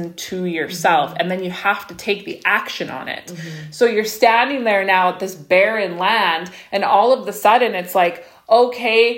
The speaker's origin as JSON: {"language": "English", "region": "Saskatchewan", "country": "Canada", "tie": "born or raised there", "said": "me and Becca, for example, we grew up in Saskatchewan"}